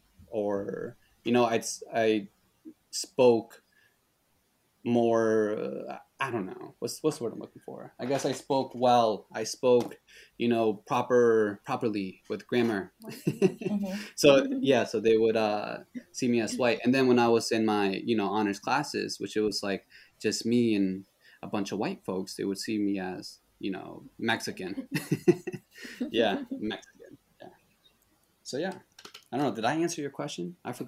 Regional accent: Honduras; first language Spanish; English is a second language; moved away; So, for example, when I grew up in Honduras, people would see me as American. They'd see me, they call me gringo, right?

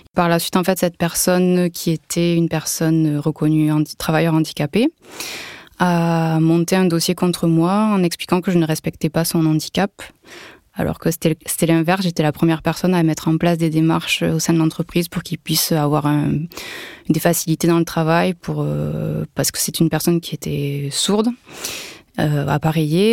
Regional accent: Toulouse area, Occitania, France; moved away as an adult; now in Var, France; Je suis originaire de la région toulousaine, mais je vis actuellement dans le Var.

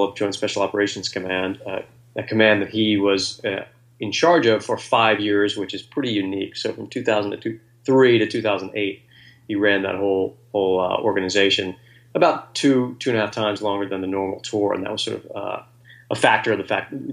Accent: Virginia, United States; also born or lived in Coronado, California; now in Washington, D.C., United States; I grew up in Virginia

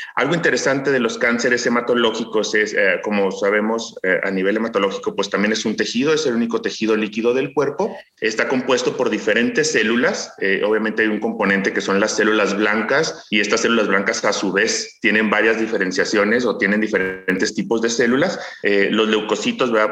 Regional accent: Ciudad Juárez, Chihuahua, Mexico; yo crecí en una ciudad fronteriza, soy originario de Ciudad Juárez, Chihuahua

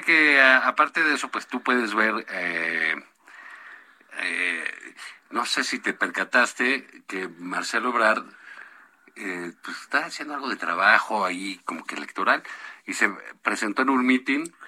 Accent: Mexico

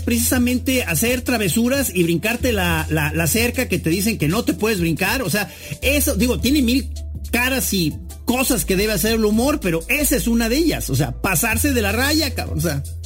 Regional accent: Mexico

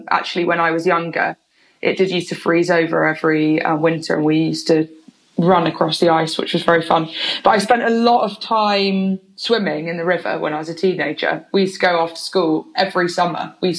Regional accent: Oxford, South East England, United Kingdom; also born or lived in London / Bristol; I grew up half in London, half in Oxford. Right. Moved to Oxford when I was about eight or something.

